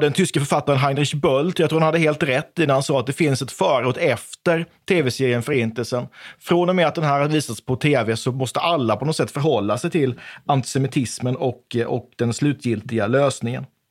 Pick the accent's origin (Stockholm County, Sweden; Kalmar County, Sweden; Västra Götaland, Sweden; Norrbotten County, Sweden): Kalmar County, Sweden; Oskarshamn; jag är uppvuxen i Oskarshamn